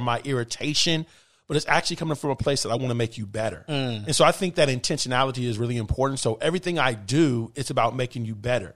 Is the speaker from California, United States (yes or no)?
yes; Bay Area, California, United States; moved away as an adult; also born or lived in Los Angeles; now in South Florida, United States; born and raised in the Bay Area